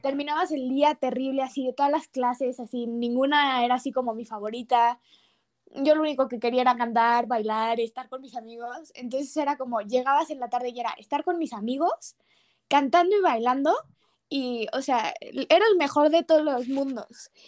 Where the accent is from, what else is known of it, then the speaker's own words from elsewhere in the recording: Mexico City, Mexico; yo siendo de Ciudad de México